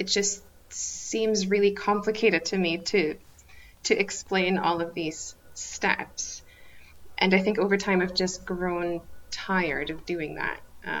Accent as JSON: {"language": "English", "country": "Germany", "tie": "born or raised there", "lives_now": "Scotland, United Kingdom", "said": "So I think most recently I've just been telling people that I grew up in Germany. Or I also sometimes say that I grew up in Germany, but my family is Russian."}